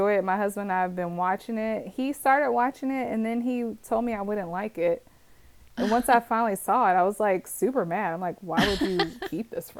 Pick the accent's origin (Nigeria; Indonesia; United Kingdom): Nigeria; I am Nigerian